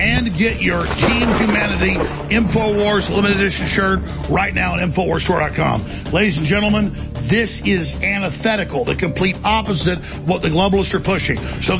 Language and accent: English; United States; I'm a fighter, folks. I'm an American.